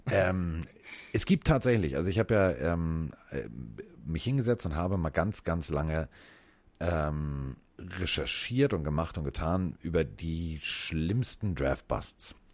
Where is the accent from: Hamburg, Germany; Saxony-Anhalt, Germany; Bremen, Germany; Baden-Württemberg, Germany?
Hamburg, Germany; ich bin ja Hamburger, ne? Das gibt's ja bei uns an jeder Ecke.